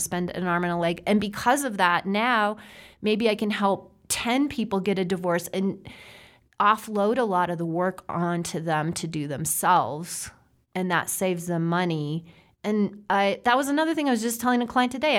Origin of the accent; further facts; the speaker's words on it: South Dakota, United States; I grew up in South Dakota